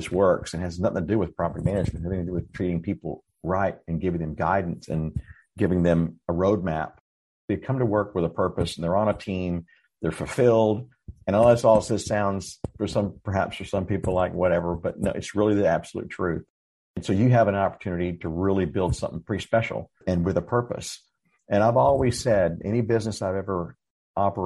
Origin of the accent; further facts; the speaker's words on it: Dallas, Texas, United States; now in San Antonio, United States; I grew up in Dallas and I moved to San Antonio in 2008